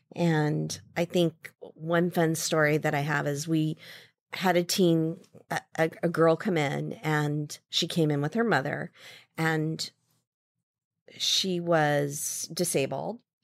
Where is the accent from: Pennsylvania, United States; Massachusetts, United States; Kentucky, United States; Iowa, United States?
Iowa, United States; Ames; moved away as an adult; also born or lived in Saratoga, California; now in San Francisco, United States; I grew up in Ames, Iowa